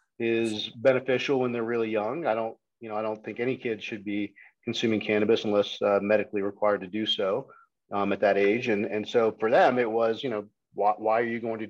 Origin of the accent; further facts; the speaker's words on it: Houston, Texas, United States; moved away as an adult; also born or lived in Poughkeepsie, New York / Austin, Texas; now in Colorado, United States; I grew up mostly in Texas. So I went to high school in Houston, went to the University of Texas at Austin.